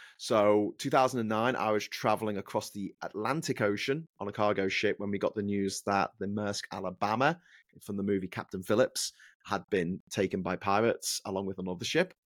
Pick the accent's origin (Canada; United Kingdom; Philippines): United Kingdom; Liverpool, North West England; accent: Scouse; my hometown of Liverpool